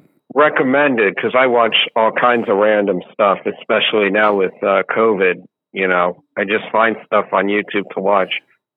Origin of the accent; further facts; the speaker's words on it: Dover, New Jersey, United States; I'm from Dover, New Jersey. I'm 25.